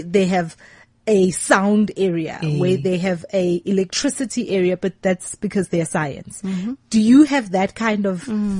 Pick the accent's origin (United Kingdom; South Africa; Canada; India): South Africa; I'm a South African